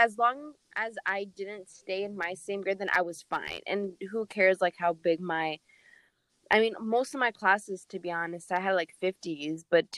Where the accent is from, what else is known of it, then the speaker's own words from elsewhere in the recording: Kurdistan Region, Iraq; So a part of my life, I grew up in Kurdistan.